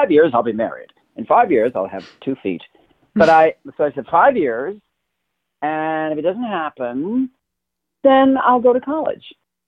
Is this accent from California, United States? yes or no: yes; Inglewood, California, United States; I'm actually from California. I was born here, where I am right now. And I was born in Inglewood, California. And then we lived all over Southern California until I was about 10 when my parents divorced.